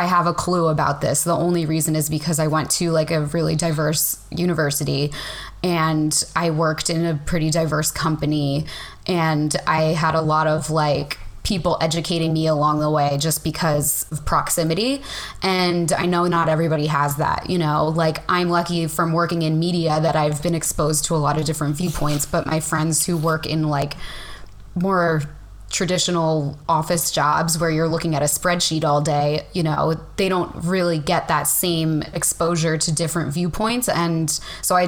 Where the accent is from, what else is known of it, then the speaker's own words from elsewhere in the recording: Bay Head, New Jersey, United States; moved away; I grew up on the Jersey Shore. I grew up in a town called Bayhead